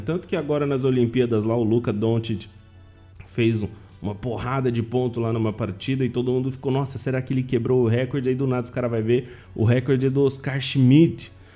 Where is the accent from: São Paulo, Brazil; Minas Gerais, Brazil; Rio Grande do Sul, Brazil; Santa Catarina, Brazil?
São Paulo, Brazil; Penápolis; Eu sou de Penápolis, interior de São Paulo